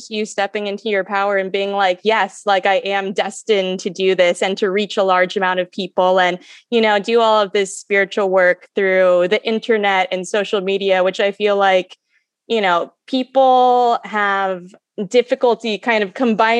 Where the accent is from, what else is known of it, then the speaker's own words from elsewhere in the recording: Kentucky, United States; I'm from Kentucky.